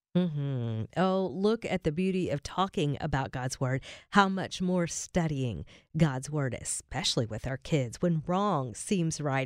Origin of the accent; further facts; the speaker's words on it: Berea, Kentucky, United States; moved away; my hometown